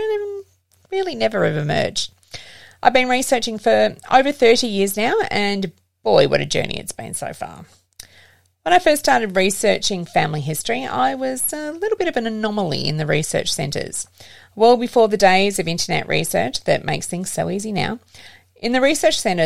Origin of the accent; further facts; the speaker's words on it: Geelong, Victoria, Australia; I grew up in the Geelong area